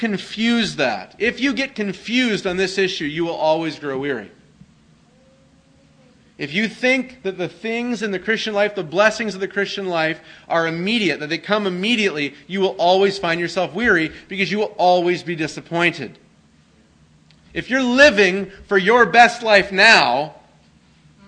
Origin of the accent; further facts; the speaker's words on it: Canada; I grew up in Canada